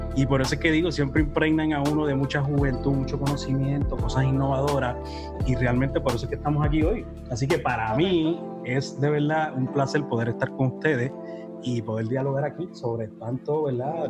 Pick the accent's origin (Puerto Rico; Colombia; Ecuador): Puerto Rico; Humacao; yo soy natural de Humacao, madre nicaragüense